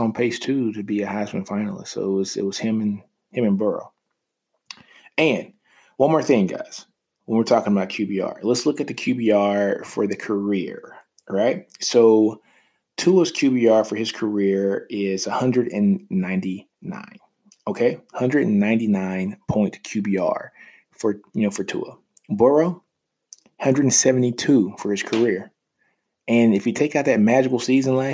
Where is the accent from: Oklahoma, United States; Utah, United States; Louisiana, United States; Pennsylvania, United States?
Louisiana, United States; also born or lived in Texas; I am from Louisiana, which is crazy. My mom's favorite team is LSU